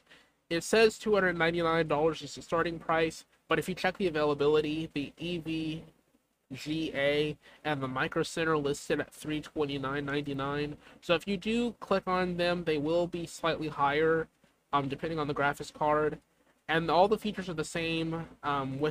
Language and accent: English; the South, United States; I'm a Southerner